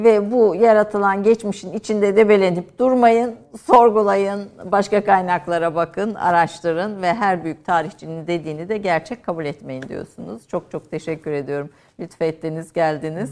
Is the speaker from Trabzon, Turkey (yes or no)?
no; Kayseri Province, Turkey; bir Kayserili olarak kaldım